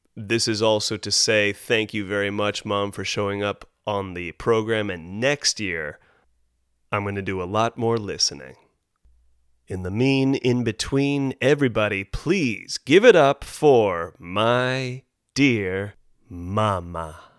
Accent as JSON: {"language": "English", "town": "Carmel Highlands", "region": "California", "country": "United States", "tie": "born or raised there"}